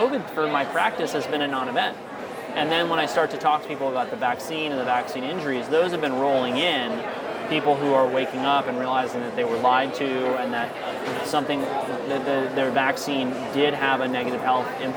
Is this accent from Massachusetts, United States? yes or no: no; Virginia, United States; moved away; Virginia, which is my home state where I was living at the time